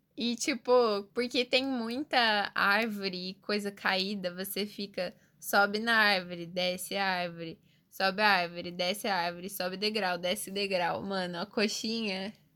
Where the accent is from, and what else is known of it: Curitiba, Paraná, Brazil